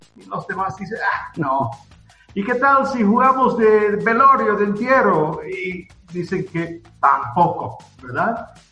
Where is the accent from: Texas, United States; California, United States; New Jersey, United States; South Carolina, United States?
South Carolina, United States; now in Antigua Guatemala, Guatemala; Yo soy de Carolina del Sur, en, en Estados Unidos